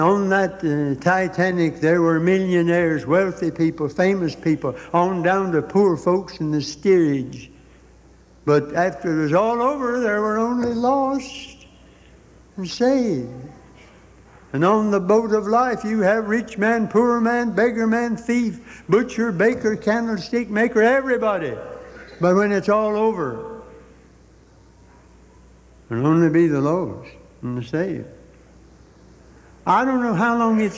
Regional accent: United States; as an American

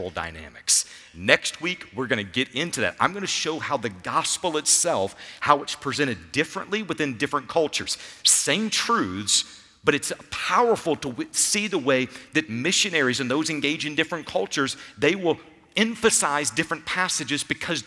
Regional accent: United States; as an American, as those who grow up in this culture

